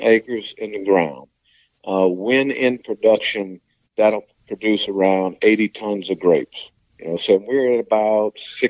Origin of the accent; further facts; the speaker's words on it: Luling, Louisiana, United States; also born or lived in Folsom, Louisiana / West Monroe, Louisiana; We're originally from St. Charles Parish. Libby and I grew up, my wife and I grew up in St. Charles. I'm from Luling, and she is from the Zalmans.